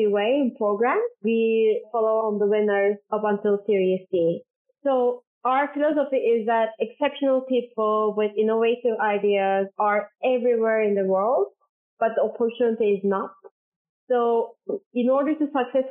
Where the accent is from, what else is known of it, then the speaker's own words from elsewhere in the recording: Istanbul, Turkey; moved away as an adult; also born or lived in United States / Norway; So I was born and raised in Istanbul in Turkey